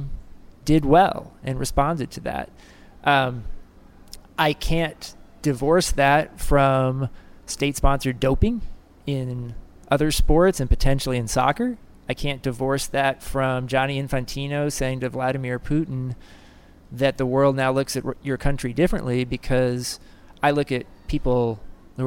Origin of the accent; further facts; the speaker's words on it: United States; first language English; I'm American